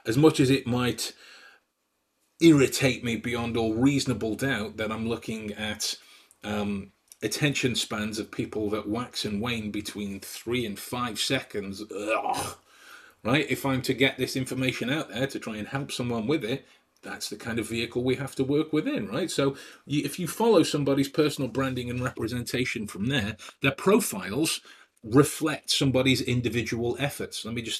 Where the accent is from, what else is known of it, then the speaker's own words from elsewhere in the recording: Stoke-on-Trent, West Midlands, United Kingdom; you'll know that I'm from the Midlands, from Stoke-on-Trent. And this is not to belittle anyone that is from Stoke-on-Trent, but I don't like the way the accent sounds. So I've taken great pains to try and change my voice, right?